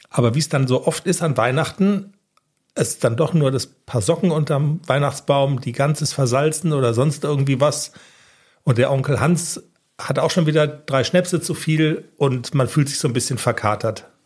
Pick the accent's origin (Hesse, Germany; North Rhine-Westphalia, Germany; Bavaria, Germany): Bavaria, Germany; es könnte sein, dass es mit dem Hochdeutsch so ein bisschen hapert. Ich komme nämlich aus Niederbayern.